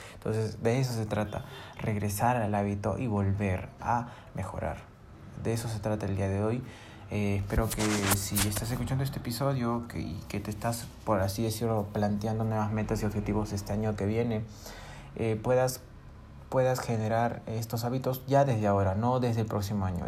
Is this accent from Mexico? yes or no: no; Peru; yo soy de Perú